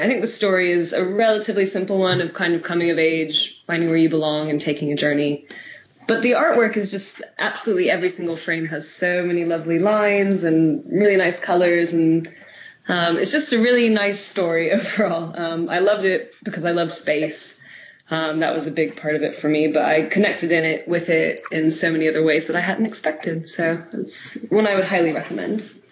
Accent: United States; moved away; my home country of America

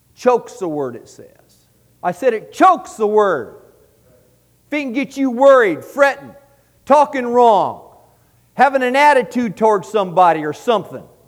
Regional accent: San Diego, California, United States; we were raised in San Diego

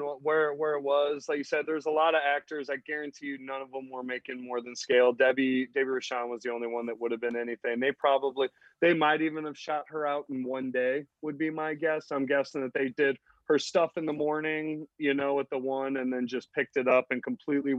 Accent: Missouri, United States; we're from Missouri

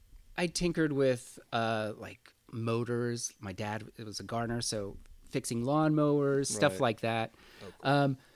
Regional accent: San Francisco, California, United States; In San Francisco, yeah, in the Sunset District. And it's interesting because I was born and raised in the Sunset, and my parents still live in the same house.

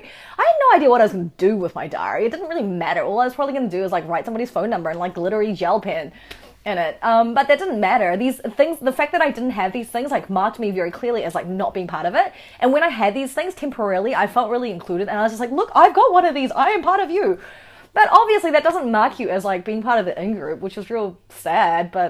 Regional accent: Auckland, New Zealand; also born or lived in South Korea; We settled in Auckland and we first lived in St. Helier's for a while, and then we found a more permanent home way out in Te Aritu South. And that's where we kind of grew up for the majority of the time

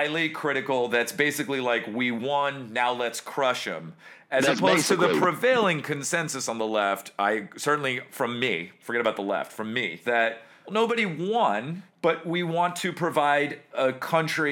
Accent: Nassau County, Long Island, New York, United States; I grew up in Nassau County

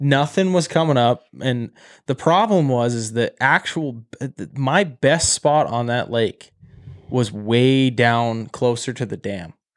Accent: Great Falls, Montana, United States; I'm from Great Falls

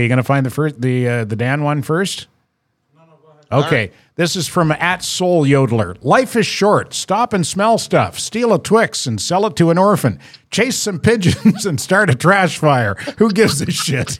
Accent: New Brunswick, Canada; accent: maritime R's; moved away as an adult; also born or lived in Toronto; now in Montreal, Canada; I'm from New Brunswick and I haven't lived there for, I, I moved away 30, 30, 44 years ago

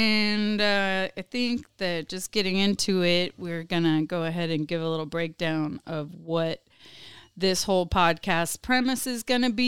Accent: South Brazil, Brazil; accent: southern Brazilian Portuguese; moved away; My Portuguese accent is like more from the south.

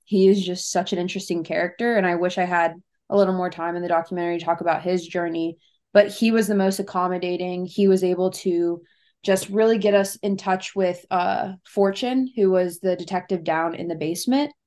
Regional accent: Cincinnati, Ohio, United States; I'm from Cincinnati, Ohio

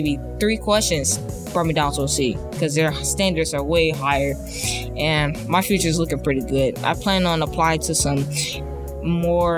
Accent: Cleveland, Ohio, United States; now in South Euclid, United States; I was born in Cleveland, but now I live in South Euclid

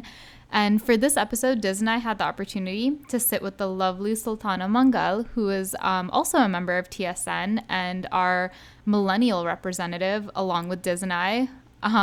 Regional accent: United States; now in Riverside, United States; I'm calling in from Riverside, California, but I still represent the DMV, DC, Maryland, Virginia

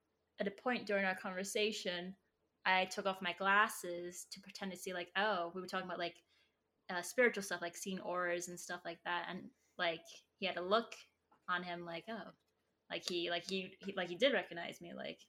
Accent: New York City, New York, United States; I'm from Staten Island

